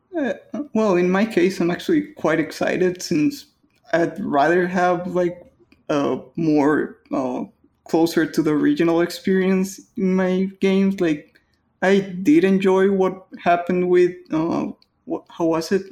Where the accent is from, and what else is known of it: Mexico; English is a second language